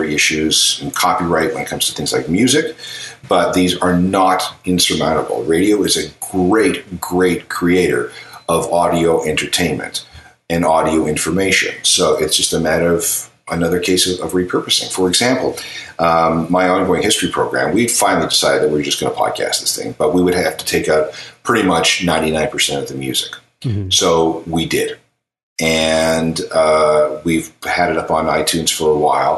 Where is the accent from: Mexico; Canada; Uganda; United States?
Canada; Manitoba; now in Ontario, Canada; I live in Ontario. I'm from Manitoba.